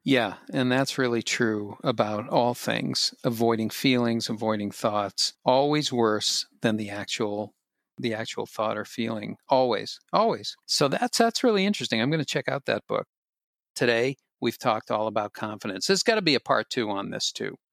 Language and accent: English; Boston, Massachusetts, United States; I'm from Boston